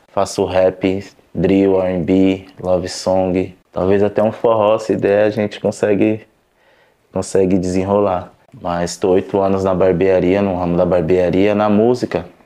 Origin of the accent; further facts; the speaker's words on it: São Paulo, Brazil; pode ser na quebrada onde eu cresci em São Paulo, que foi no Aracati, ou no Campo Limpo, ou em Alphaville